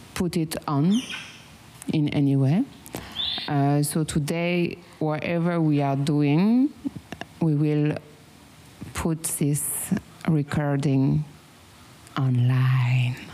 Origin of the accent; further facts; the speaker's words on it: France; accent: strong French accent; English is a second language; now in Vietnam; I have a strong French accent